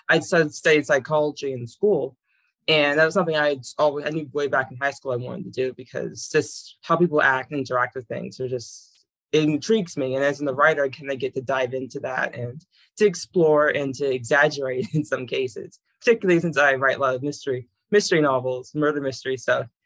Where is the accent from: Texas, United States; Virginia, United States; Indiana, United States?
Virginia, United States; a lot of interested in thing about growing up in Virginia, for the most part, is getting an interest in all the history involved. Because I lived in all the, around all the major areas.